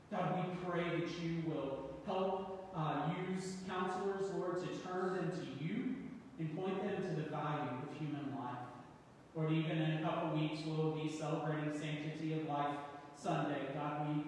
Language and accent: English; East Tennessee, United States; Growing up in East Tennessee was a joy. I got to step out my back door and take hikes up in the mountain